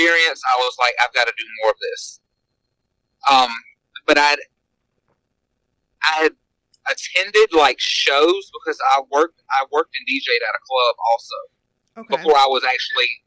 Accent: Auburn, United States; born or raised there

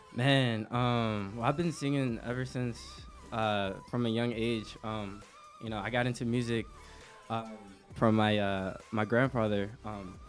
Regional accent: Washington, District of Columbia, United States; moved away; I'm from the East Coast

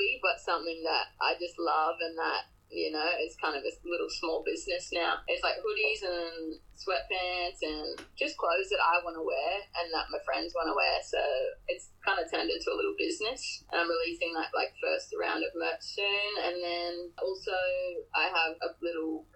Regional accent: Sunshine Coast, Queensland, Australia; now in Sydney, Australia; So I'm from Queensland. I'm from the Sunshine Coast, which is where I am now

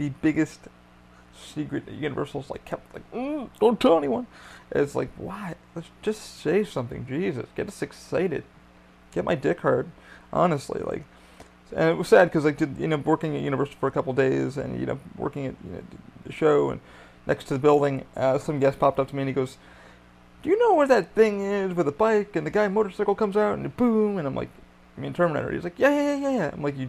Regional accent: New York, United States; I'm from New York

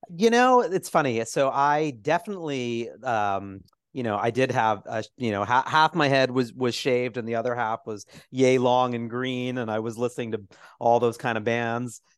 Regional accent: New York City, New York, United States; I grew up on Twelfth and Fourth.

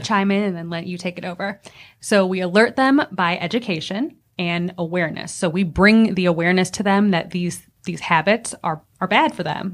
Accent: Akron, Ohio, United States; now in Greenville, United States; I'm originally from Akron, Ohio.

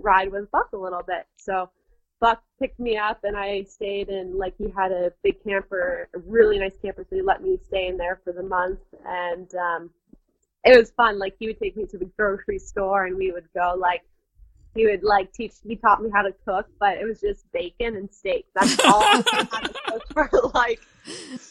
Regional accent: Panama; also born or lived in Nicaragua; now in United States; I grew up in Panama, and then my father and us moved back to the United States

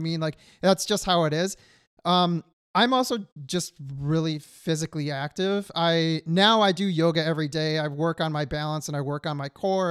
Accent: Detroit, Michigan, United States; moved away as an adult; now in California, United States; I grew up in Michigan and was not living near an ocean

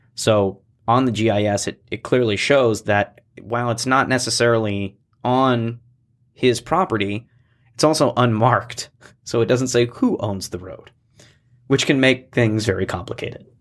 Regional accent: Coeur d'Alene, Idaho, United States; I grew up here

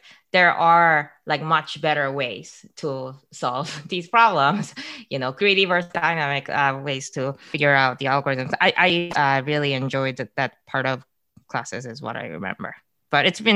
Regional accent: Calgary, Alberta, Canada; moved away as an adult; also born or lived in Waterloo; I grew up in Calgary in Alberta

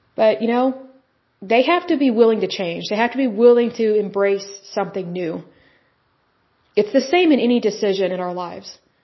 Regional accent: Oklahoma, United States

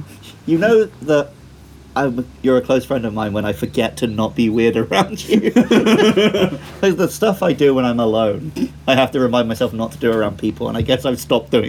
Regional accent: Wells, South West England, United Kingdom; I didn't watch Hot Fuzz in my hometown where it was filmed.

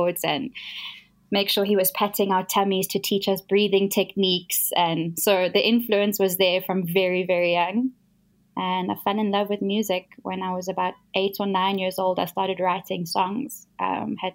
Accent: Johannesburg, Gauteng, South Africa; So I was born in Joburg. I've grown up here my whole life.

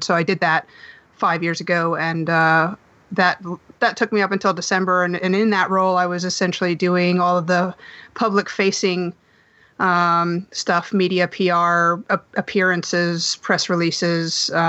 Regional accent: New Jersey, United States; moved away as an adult; now in United Kingdom; I've lived here for 5 years now, just under 6 years. It'll be 6 years in October. And I hail originally from the great state of New Jersey.

